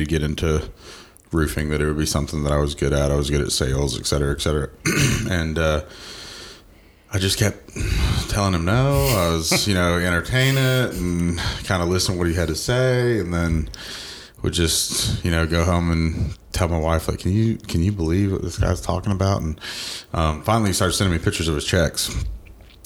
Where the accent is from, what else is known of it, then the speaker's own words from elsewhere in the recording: Georgia, United States; I'm actually born and raised in Georgia. I grew up here my entire life. Went to Parkview High School